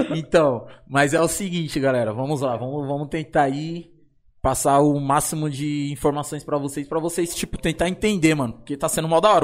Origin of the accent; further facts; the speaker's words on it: São Paulo, Brazil; eu sou da São Remo. Eu e o Vitinho nascido criado na São Remo